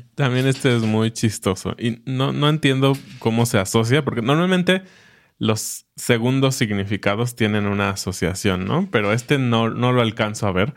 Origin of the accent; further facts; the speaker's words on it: Mexico; como mexicanos